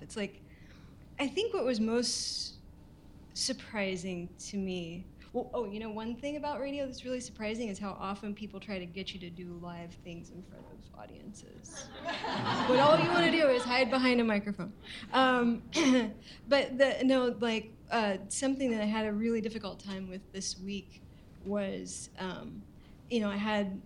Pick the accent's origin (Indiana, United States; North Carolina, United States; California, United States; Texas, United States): Texas, United States; Houston; moved away as an adult; now in Seattle, United States; I'm originally from Houston, Texas